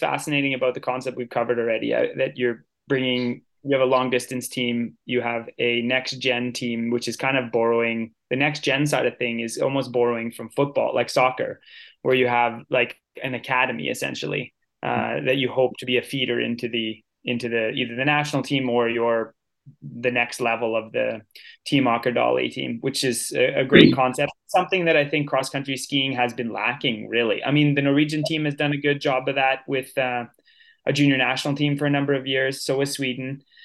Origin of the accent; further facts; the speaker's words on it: Canada; as a Canadian